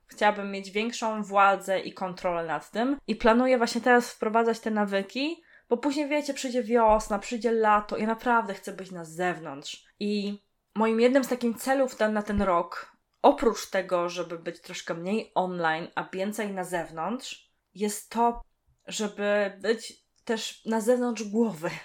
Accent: Poland; pochodzę z gór, Mieszkam w dość sporej górce i tam nie było możliwości telefonów stacjonarnych

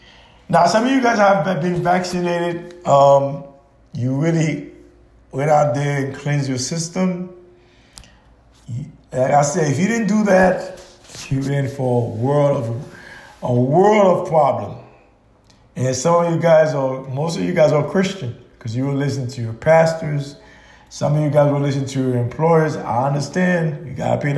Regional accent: Haiti; now in United States

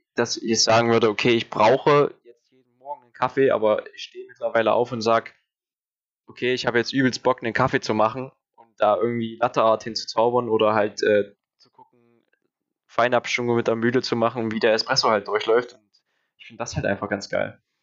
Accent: Thuringia, Germany; habe ich halt eigentlich nie wirklich meine Heimat verlassen, also äh, immer in Thüringen geblieben

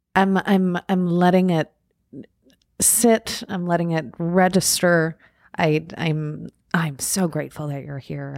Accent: Long Island, New York, United States; moved away; I grew up out on Long Island

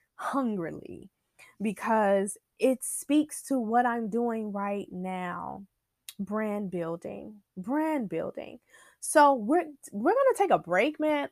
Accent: Chicago, Illinois, United States; I'm, I'm Inglewood, born and raised, born and raised in Inglewood

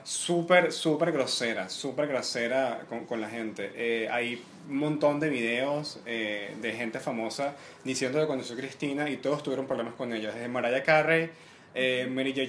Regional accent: Venezuela; moved away as an adult; now in Santiago, Chile; soy venezolano

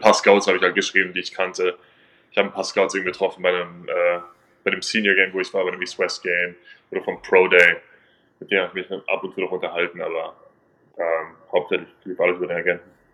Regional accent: 15 minutes from the Munich Cowboys, Bavaria, Germany; moved away; ein Team 15 Minuten entfernt von, äh, wo ich aufgewachsen bin

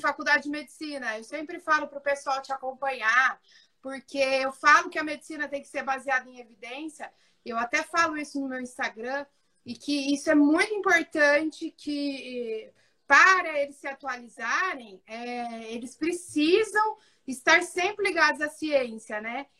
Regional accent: São José do Rio Preto, São Paulo, Brazil; sou de São José do Rio Preto

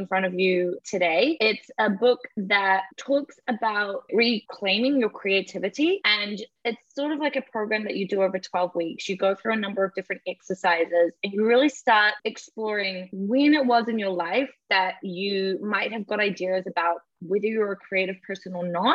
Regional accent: New Zealand; moved away as an adult; now in United Kingdom; Growing up in New Zealand, this beautiful paradise surrounded by nature

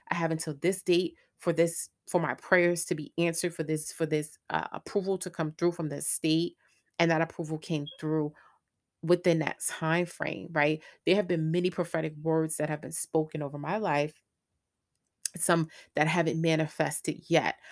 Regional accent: New York, United States; moved away as an adult; also born or lived in Greensboro, North Carolina; I'm originally from New York.

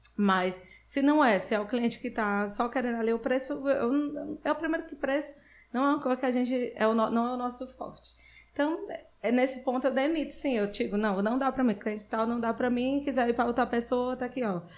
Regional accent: Sobral, Ceará, Brazil; eu nasci em Sobral, Fiquei lá até os 16 anos.

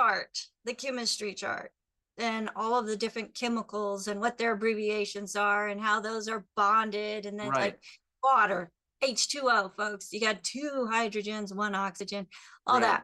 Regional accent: Phoenix, Arizona, United States; I used to go out in the sun growing up in Phoenix

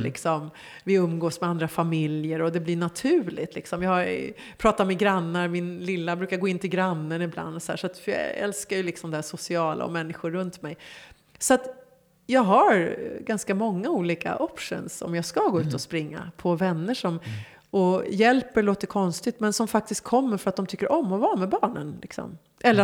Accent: Stockholm, Stockholm County, Sweden; moved away as an adult; also born or lived in Hollywood, Los Angeles; Gamla Enskede för mig är liksom... Det är idyllen. Det, det är liksom på landet men mitt i stan. Mm. Och där jag växte upp liksom, med alla minnen.

